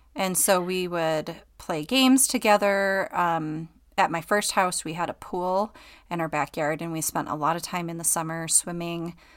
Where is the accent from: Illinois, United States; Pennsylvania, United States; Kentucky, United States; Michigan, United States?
Michigan, United States; Okemos; moved away as an adult; also born or lived in Traverse City, Michigan / Georgia; now in Utah, United States; I grew up, um, near Lansing, Michigan, and Okemos